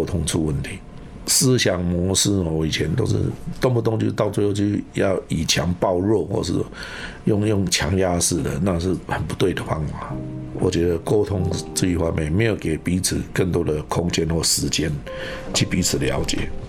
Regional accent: China; now in Taiwan; 我把我们大陆那边拿的乙辛茶壶了、马兰豆就带回来了。

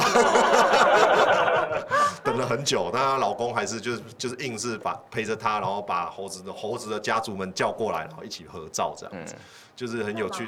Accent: Taichung, Taiwan; 我，我是台中人啊

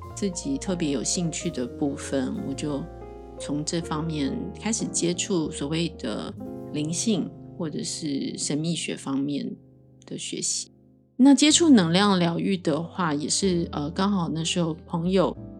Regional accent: Taiwan; 我是一个从小在台湾土生土长的一个很平凡的孩子

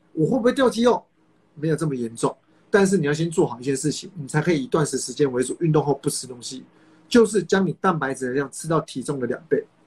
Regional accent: Kaohsiung, Taiwan; 我是高雄人，当时南部的健身房气蛮好的

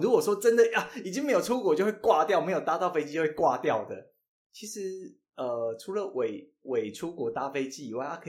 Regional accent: Changhua County, Taiwan; 我不是台北人啊，我是彰化人。

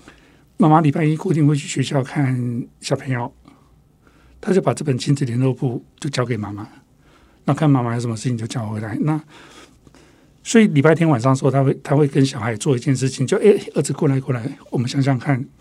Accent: Taiwan; first language Taiwanese Hokkien; 甚至于可能我的母语是台语

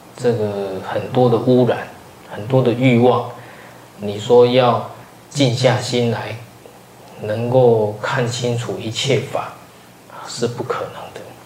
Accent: Taiwan; 我们台湾人

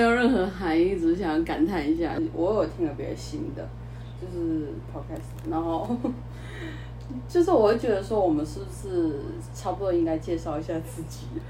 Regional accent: northern Taiwan, Taiwan; also born or lived in mainland China; now in southern Taiwan; 我是北部出生小孩，就城市小孩类型的

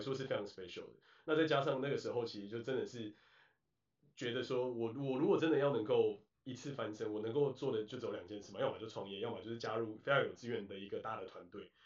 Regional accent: Taiwan; moved away; 家乡台湾

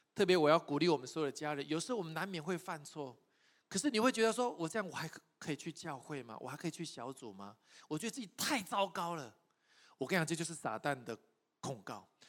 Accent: Taiwan; 我从台湾来

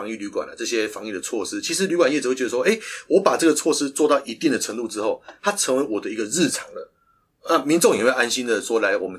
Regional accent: Taipei, Taiwan; 我们台北人可以挺我们自己台北市的这个观光产业

